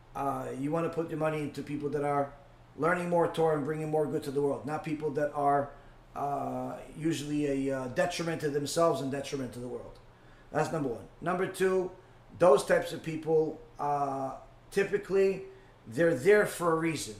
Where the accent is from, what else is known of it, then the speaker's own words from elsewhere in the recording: New York, United States; moved away; I grew up in New York. I was there for most of my life.